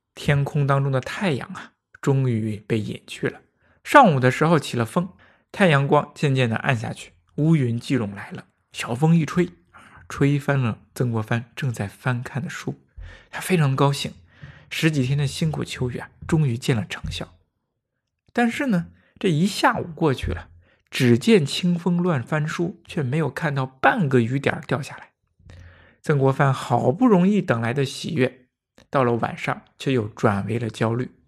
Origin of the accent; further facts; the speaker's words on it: Handan, Hebei, China; 于是派人跑到邯郸县，也是我的家乡